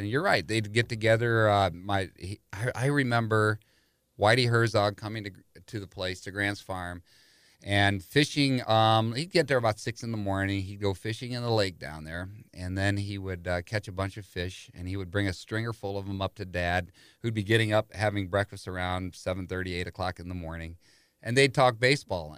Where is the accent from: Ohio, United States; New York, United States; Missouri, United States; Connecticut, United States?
Missouri, United States; St. Louis; born or raised there